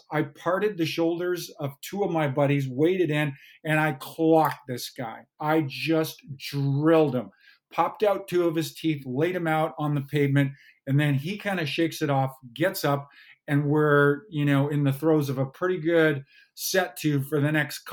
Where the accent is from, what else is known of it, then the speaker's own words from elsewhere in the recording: Kamloops, British Columbia, Canada; as a young boy growing up in Kamloops, British Columbia.